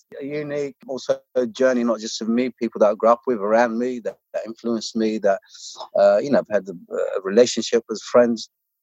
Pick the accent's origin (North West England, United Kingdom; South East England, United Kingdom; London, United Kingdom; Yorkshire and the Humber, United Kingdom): London, United Kingdom; English is a second language; also born or lived in Morocco; I was born in Morocco, came here at the age of 13. I'm like, you know, one, the birth there and growing up in London, and London, growing up totally in London, not outside London.